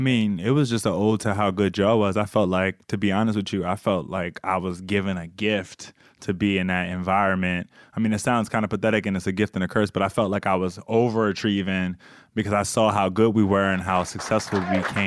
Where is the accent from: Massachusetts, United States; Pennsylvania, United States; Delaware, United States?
Delaware, United States; Bear; I was from Bear and both my parents was police officers. I grew up kind of a only child